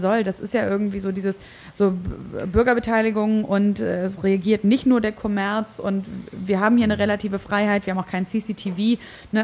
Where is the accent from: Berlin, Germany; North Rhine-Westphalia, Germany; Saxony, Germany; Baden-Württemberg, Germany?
Berlin, Germany; wenn mich Leute gefragt haben, woher kommst du und ich gesagt habe, Berlin